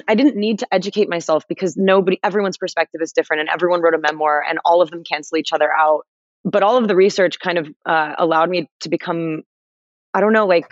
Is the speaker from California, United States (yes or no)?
yes; Los Angeles, California, United States; I'm from Los Angeles